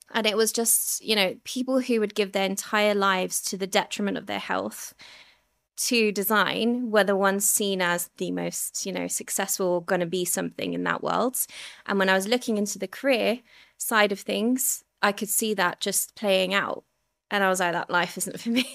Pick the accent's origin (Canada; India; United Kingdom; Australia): United Kingdom; Surrey, South East England; also born or lived in Ilford, London; I grew up in Ilford, which was, like, an Asian, predominantly Asian community at the time. And I was about six and we moved to Surrey